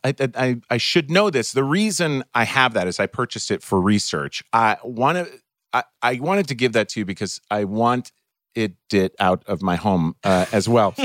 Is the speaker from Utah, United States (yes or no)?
no; Minnesota, United States; also born or lived in Ohio; when I was eight years old and we moved from Ohio to Minnesota